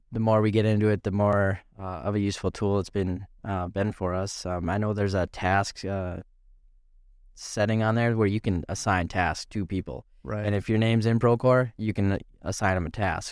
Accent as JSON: {"language": "English", "town": "East Grand Forks", "region": "Minnesota", "country": "United States", "tie": "born or raised there", "said": "lived in Grand Forks for for a while. Moved to East Grand Forks. Uh, I think I was in fourth grade at that that time."}